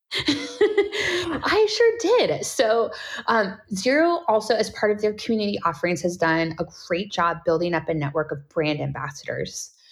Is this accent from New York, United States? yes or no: no; California, United States; I'm born and raised in California, so Californian by heart